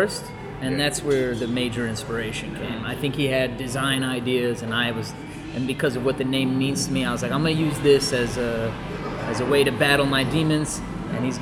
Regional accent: Colorado, United States; We're from Colorado originally

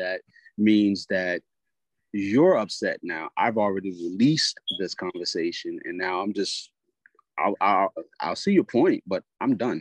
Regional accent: Charleston, South Carolina, United States; also born or lived in Goose Creek, South Carolina; I am from Charleston, South Carolina, by way of Goose Creek

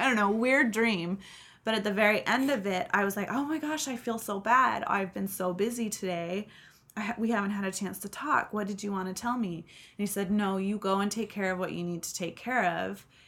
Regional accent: Seattle, Washington, United States; And I grew up in Seattle

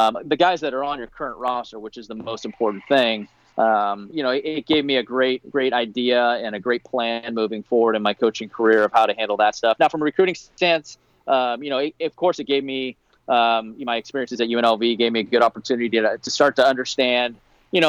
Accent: Bay Area, California, United States; I grew up in the Bay Area.

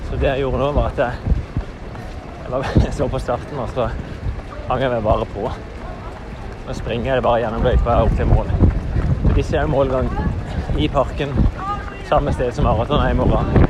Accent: Norway; hjemme i Norge

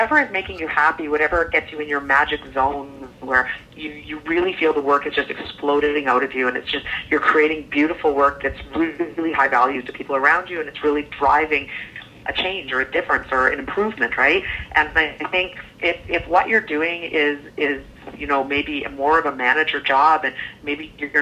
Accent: Calgary, Alberta, Canada; I grew up in Calgary, Alberta, Canada

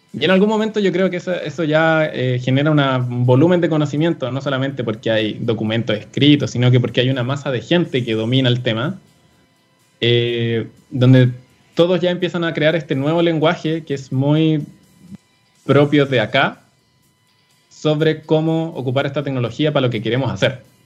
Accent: Chile; como sociedad chilena

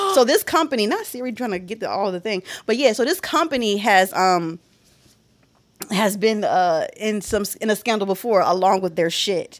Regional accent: Philadelphia, Pennsylvania, United States; as someone from Philadelphia

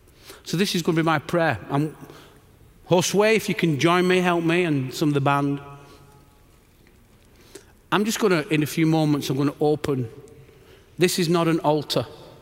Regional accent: England, United Kingdom; And I'm just an Englishman here because I've got good friends.

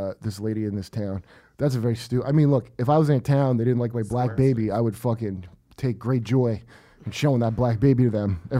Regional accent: Cleveland, Ohio, United States; moved away; I'm from Cleveland originally.

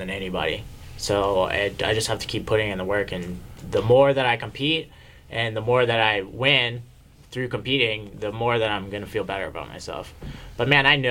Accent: North Carolina, United States; we're all from North Carolina

